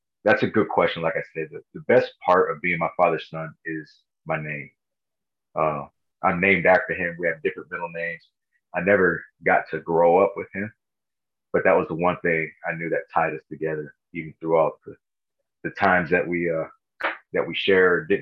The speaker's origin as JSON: {"language": "English", "area": "Los Angeles County", "region": "Southern California", "country": "United States", "tie": "born or raised there", "said": "I grew up in Southern California"}